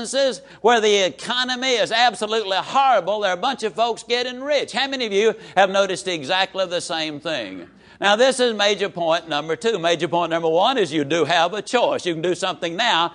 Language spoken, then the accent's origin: English; Yazoo City, Mississippi, United States; I can tease about my hometown